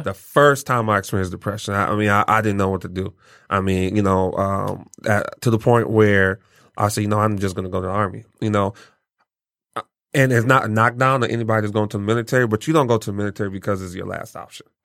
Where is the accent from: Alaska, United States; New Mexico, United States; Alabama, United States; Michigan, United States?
Michigan, United States; Pontiac; also born or lived in Nigeria / Lansing, Michigan / Detroit, Michigan; Pontiac raised me.